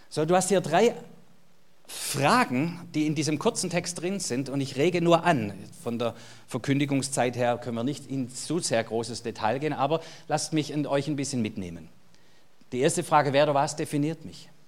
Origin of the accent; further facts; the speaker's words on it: Baden-Württemberg, Germany; Jetzt geht es mir als Schwabe wieder gut.